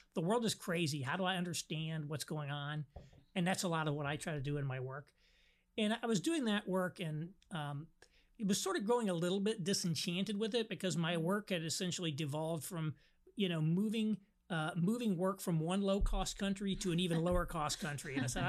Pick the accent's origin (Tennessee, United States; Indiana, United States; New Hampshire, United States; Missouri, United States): Indiana, United States; rural southern; But I actually am from rural southern Indiana. I am from Catholic peasant stock on both sides of my family, as I like to say. But I was actually raised in a rural Pentecostal, the Assemblies of God environment.